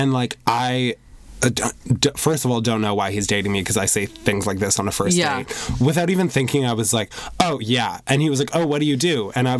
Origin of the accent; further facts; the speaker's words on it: Vancouver, British Columbia, Canada; Growing up in Vancouver